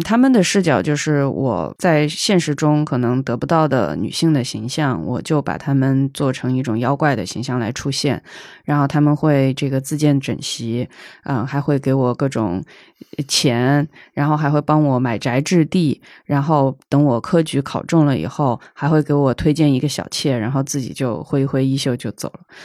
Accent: Hunan, China; also born or lived in Israel; now in Beijing, China; 我是湖南人

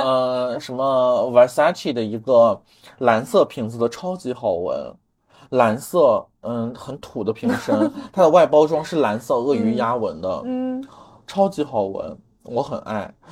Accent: China; moved away; 然后只有我一个中国人

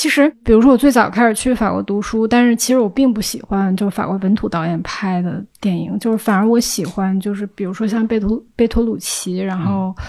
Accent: Inner Mongolia grassland, China; moved away; also born or lived in France; 就是我是那儿出生长大的人，但是实际上我没有在场感。

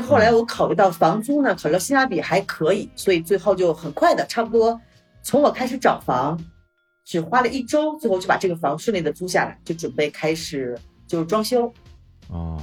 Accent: Northeast China, China; moved away as an adult; now in Mexico; 作为一个东北人嘛

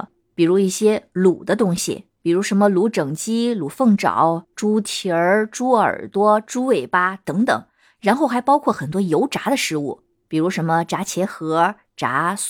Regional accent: Henan, China; 原谅我这个不会说河南话的河南人啊。

